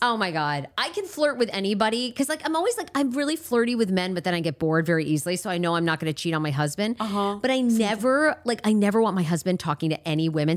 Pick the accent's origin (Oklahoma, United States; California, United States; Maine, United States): Maine, United States; moved away; I know what it's like to grow up in a rural area